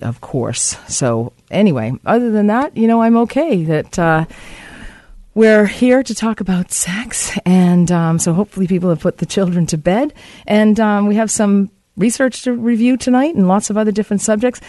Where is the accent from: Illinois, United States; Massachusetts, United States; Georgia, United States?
Massachusetts, United States; Boston; now in Vancouver, Canada; my hometown of Boston